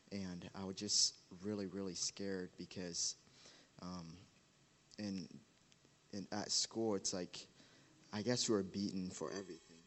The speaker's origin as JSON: {"language": "English", "country": "Uganda", "tie": "born or raised there", "said": "Growing up in Uganda as a kid"}